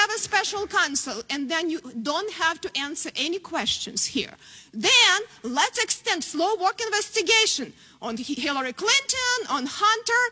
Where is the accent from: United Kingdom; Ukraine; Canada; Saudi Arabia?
Ukraine; born or raised there; moved away as an adult; now in United States